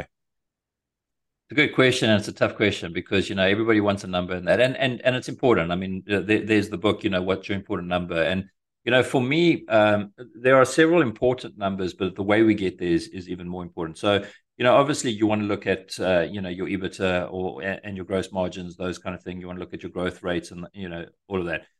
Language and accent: English; Eswatini; moved away as an adult; also born or lived in South Africa; now in United States; I'm originally from Africa, uh, from a tiny little, uh, landlocked country called Swaziland, squashed between South Africa and Mozambique.